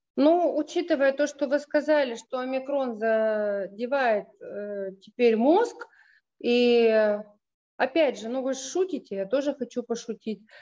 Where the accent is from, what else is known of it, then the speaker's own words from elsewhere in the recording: Russia; родом из России